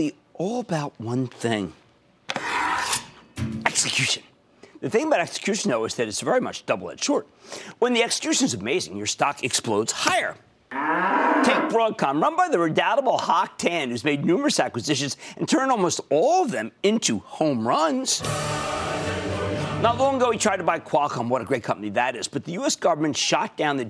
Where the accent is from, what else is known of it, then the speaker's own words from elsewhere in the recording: Pennsylvania, United States; I'm from Pennsylvania